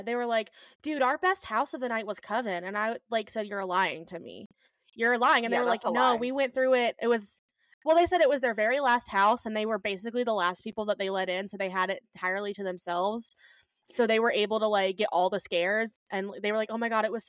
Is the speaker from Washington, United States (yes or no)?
no; Georgia, United States; As anybody who was born and raised in Georgia